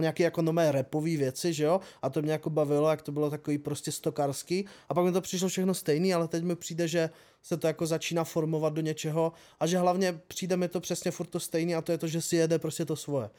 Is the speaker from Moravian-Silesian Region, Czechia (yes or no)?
yes; Třinec, Moravian-Silesian Region, Czechia; u nás v Třinci